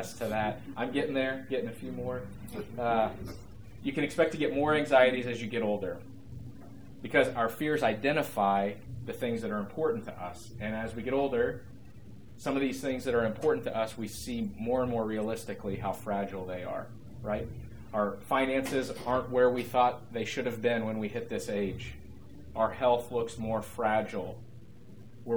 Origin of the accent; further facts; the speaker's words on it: United States; as American evangelical Christians